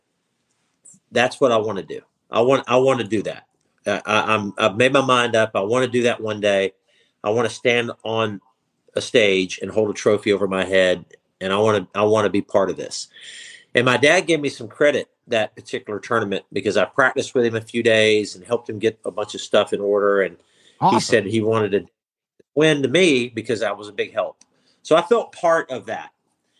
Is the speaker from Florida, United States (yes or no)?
yes; Clewiston, Florida, United States; born or raised there